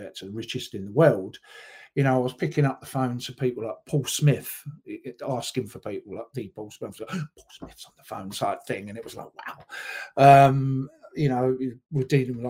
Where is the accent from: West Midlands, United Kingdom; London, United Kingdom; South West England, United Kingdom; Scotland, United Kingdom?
London, United Kingdom; moved away as an adult; also born or lived in Essex / Australia / Newcastle; now in Sunderland, United Kingdom; I was born in Essex, sort of brought up around North London